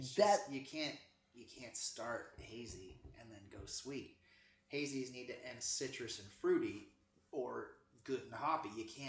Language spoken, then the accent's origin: English; Santa Cruz, California, United States; I'm from Santa Cruz